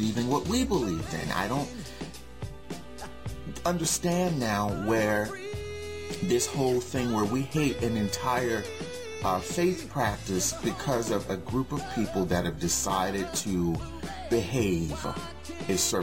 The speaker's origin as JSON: {"language": "English", "town": "Newark", "region": "New Jersey", "country": "United States", "tie": "born or raised there", "said": "I grew up in Newark, and a great portion of the community was Muslim"}